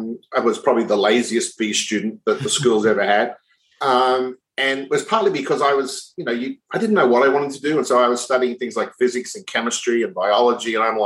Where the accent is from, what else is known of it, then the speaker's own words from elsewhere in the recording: Brisbane, Queensland, Australia; So I was born in Brisbane, raised in Brisbane, went to school in Brisbane, went to university in Brisbane.